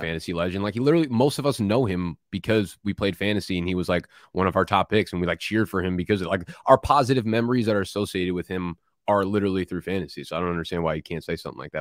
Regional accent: New Jersey, United States; also born or lived in Brooklyn, New York; now in Manhattan, United States; I was born in Brooklyn, and when I, and I grew up in Jersey, and when I moved back from Jersey into New York, it was back into Brooklyn.

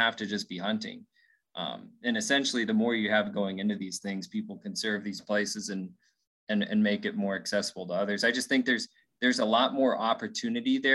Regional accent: Winnemucca, Nevada, United States; I grew up in Winnemucca, right? A smaller town in Northern Nevada

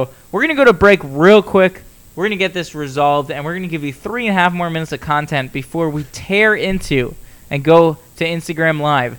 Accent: South Florida, United States; growing up in South Florida, I was a massive Miami Hurricanes fan.

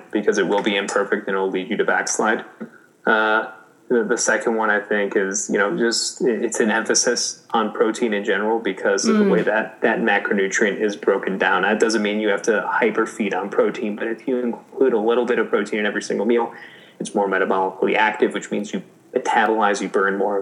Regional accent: Chicago, Illinois, United States; moved away; I'm originally a Chicagoan

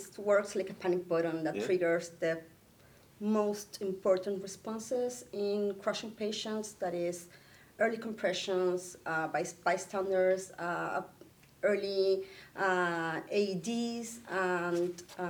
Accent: Chile; I'm also from Chile

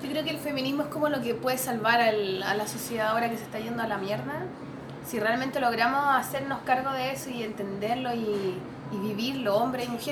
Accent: Chile; nosotros como chilenos

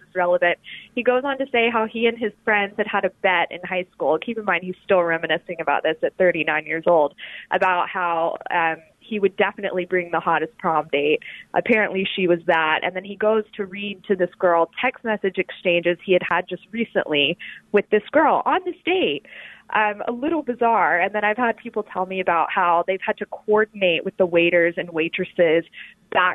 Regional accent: Alabama, United States; moved away as an adult; also born or lived in New Haven / New York; now in Washington, D.C., United States; I'm from the South. I'm from Alabama

